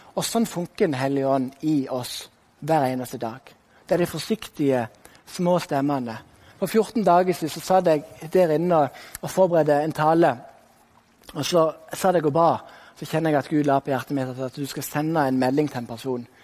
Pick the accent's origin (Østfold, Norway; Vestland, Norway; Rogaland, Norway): Rogaland, Norway; Sokndal; also born or lived in Kristiansand; now in Bergen, Norway; da jeg bodde i Sokndal, der jeg vokste opp.